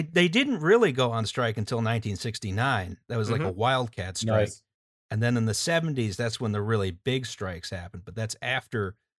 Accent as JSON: {"language": "English", "country": "United States", "said": "I'm an American."}